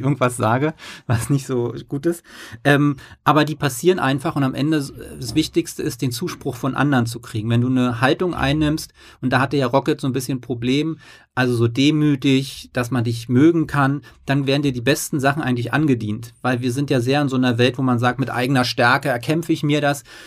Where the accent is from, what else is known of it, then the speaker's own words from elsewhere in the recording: East Germany, Germany; now in Hamburg, Germany; ich komme aus dem Osten